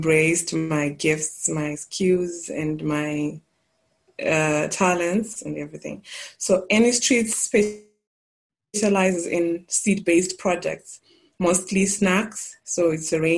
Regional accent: Glendale, Mashonaland Central, Zimbabwe; also born or lived in Mutoko, Zimbabwe / KwaZulu-Natal, South Africa; I was born and bred in Mashonaland Central. And so I grew up in a small town. I would call it a town, but it's smaller than that. It's called Glendale, just 70 k's from Harare

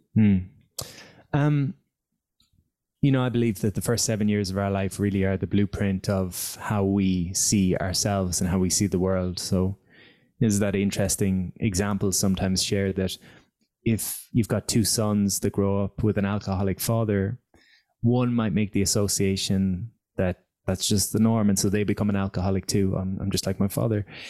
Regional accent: Galway, Connacht, Ireland; also born or lived in Dublin; I came back to my hometown of Galway at 24

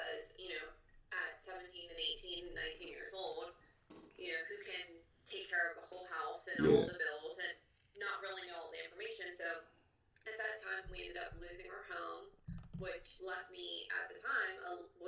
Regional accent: Pittsburgh, Pennsylvania, United States; also born or lived in Charleroi, Pennsylvania; I'm from Pittsburgh, Pennsylvania

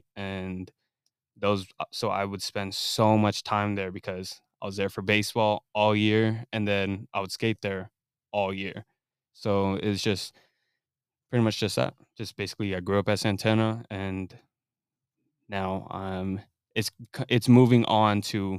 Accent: Corona, California, United States; also born or lived in Fontana; I was born in Fontana, but I moved to Corona since like when I was like 3, and I've just been in Corona, and I moved around in Corona a lot

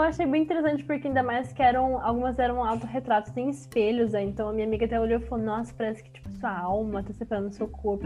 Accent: São Paulo, Brazil; eu moro em São Paulo, capital, nascida e criada em São Paulo

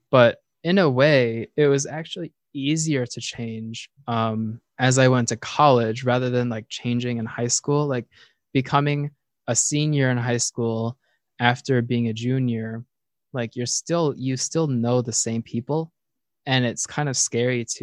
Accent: East Coast, United States; I'm from the East Coast, so I, I feel like I'm

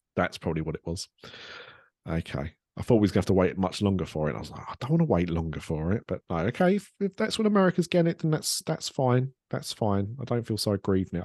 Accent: Ilford, London, United Kingdom; she was born and raised in Ilford. That's where I was born and raised

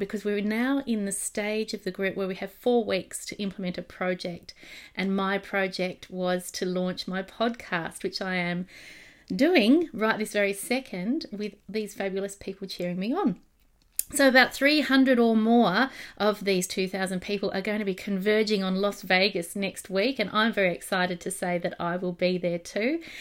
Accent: Australia; accent: Australian; my Australian accent

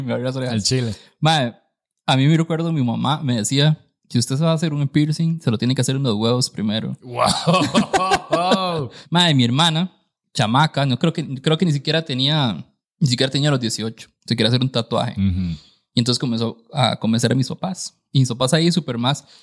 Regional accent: San Carlos, Alajuela, Costa Rica; yo también, bueno, que, me, que me vine de San Carlos para acá.

